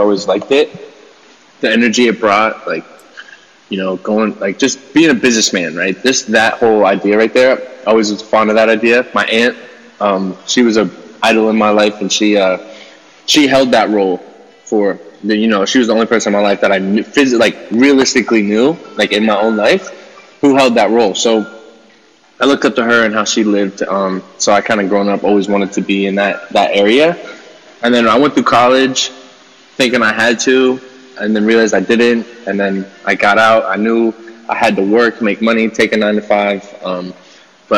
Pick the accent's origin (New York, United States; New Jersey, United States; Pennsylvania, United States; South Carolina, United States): Pennsylvania, United States; Allentown; I'm from Allentown, Pennsylvania.